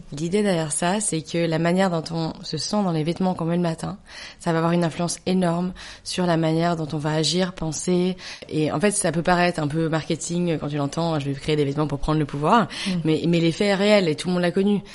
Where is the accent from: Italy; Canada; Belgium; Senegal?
Belgium; moved away as an adult; also born or lived in New York; now in France; je suis belge. Toute ma famille est belge. J'ai grandi en Belgique. Je suis arrivée en France euh, au moment de master